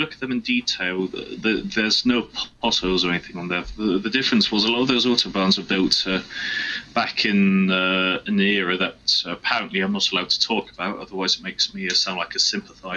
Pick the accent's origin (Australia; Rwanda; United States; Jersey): Jersey; I'm from Jersey. 40-mile-an-hour speed limits over here.